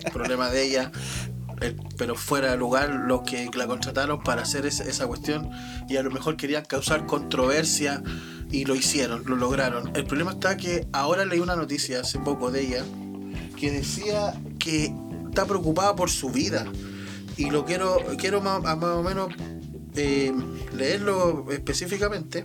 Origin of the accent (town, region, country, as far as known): Chile